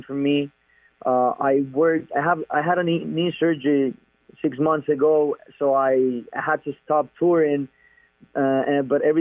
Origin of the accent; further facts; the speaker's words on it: Medellín, Antioquia, Colombia; I'm from Medellin. Medellin is the name of the city, my hometown.